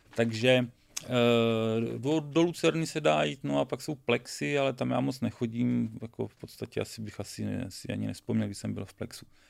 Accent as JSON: {"language": "Czech", "town": "Boskovice", "region": "South Moravian Region", "country": "Czechia", "said": "já nejsem z Brna, já jsem chytrák z Boskovic"}